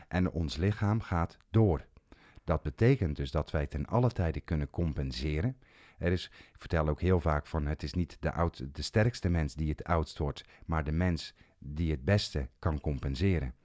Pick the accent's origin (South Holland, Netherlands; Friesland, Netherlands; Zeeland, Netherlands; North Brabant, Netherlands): Zeeland, Netherlands; Ik kom zelf uit Zeeland